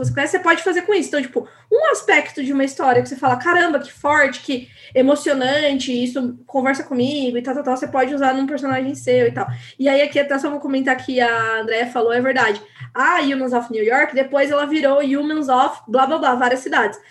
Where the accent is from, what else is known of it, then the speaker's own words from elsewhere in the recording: Paulínia, São Paulo, Brazil; Eu sou de Paulínia, do lado de Campinas